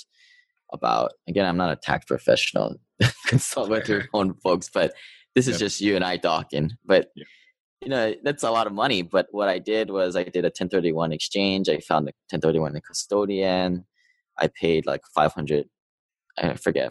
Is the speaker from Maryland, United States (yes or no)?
no; Hawaii, United States; moved away as an adult; also born or lived in Seattle; I grew up in Hawaii. I went to Seattle to go to school at University of Washington